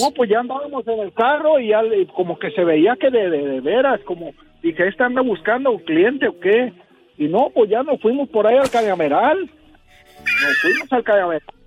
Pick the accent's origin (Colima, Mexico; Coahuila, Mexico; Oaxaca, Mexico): Colima, Mexico; Las Guásimas; moved away; las Guasimas, Colima